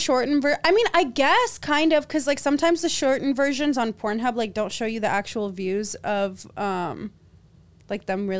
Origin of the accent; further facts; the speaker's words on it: Los Angeles, California, United States; born there; I was born in L.A.